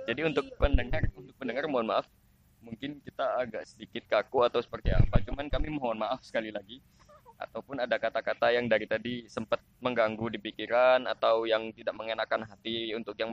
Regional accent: Java, Indonesia; accent: medok; mohon maaf ketika salah saya salah pengucapan karena saya orang Jawa.

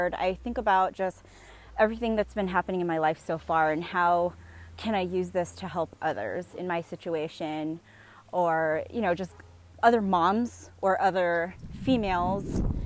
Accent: San Diego, California, United States; moved away as an adult; now in Bay Area, United States; I am podcasting with you guys right now in San Diego, my hometown

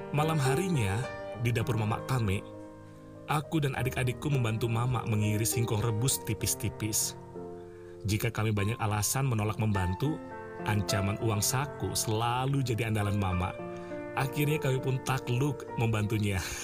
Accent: West Kalimantan, Indonesia; moved away as an adult; now in Java, Indonesia; kami suku Melayu di Kalimantan Barat, lebih sering menyebutnya mama kame, artinya ibu saya

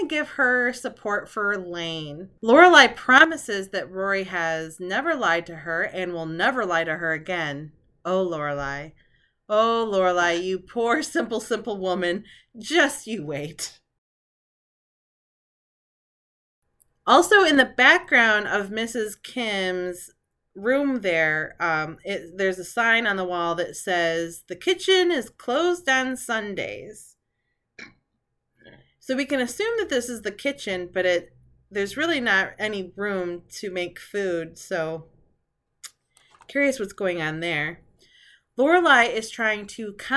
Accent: just outside of Flint, Michigan, United States; I grew up just outside of Flint, Michigan

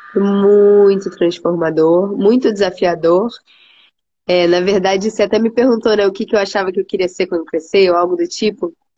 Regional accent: Rio de Janeiro, Brazil; moved away as an adult; eu sou carioca, né? Sou do Rio de Janeiro, nasci no Rio, um, cresci ali no Rio mesmo

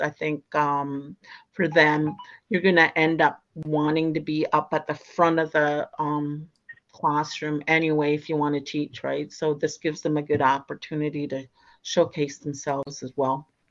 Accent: Christian Island, Ontario, Canada; I'm from Christian Island

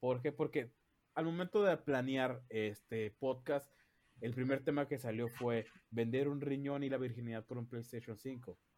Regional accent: Mexicali, Baja California, Mexico; Somos de Mexicali. Y se dice chido, no chilo.

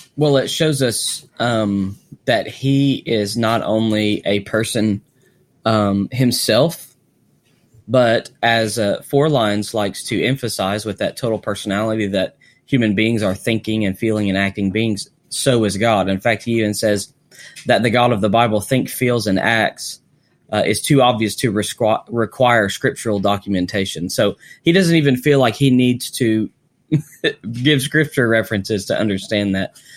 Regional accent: Arkansas, United States; I'm from Arkansas

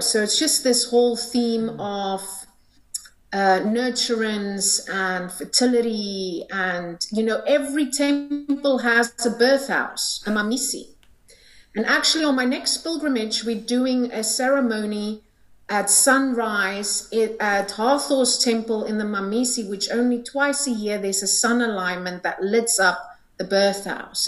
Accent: South Africa; I'm from South Africa

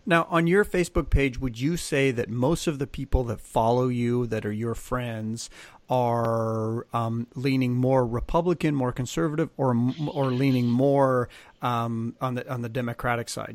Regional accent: Canada; I'm a Canadian.

